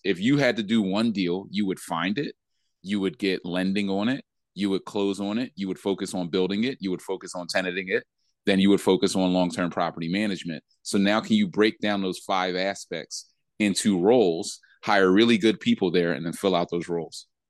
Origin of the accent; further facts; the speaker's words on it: Philadelphia, Pennsylvania, United States; I grew up in Philly